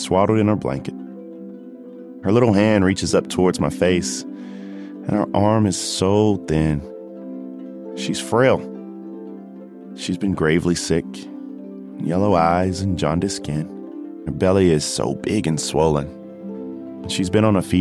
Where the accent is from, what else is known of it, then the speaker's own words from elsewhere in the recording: Denmark, South Carolina, United States; Voorhees College. That's a small, historically black college in my hometown.